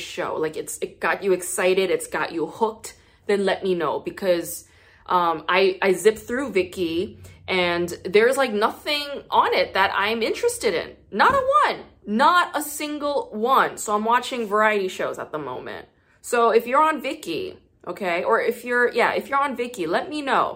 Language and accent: English; South Gyeongsang, South Korea; I'm from Gyeongsangnam-do. So that's like a southern dialect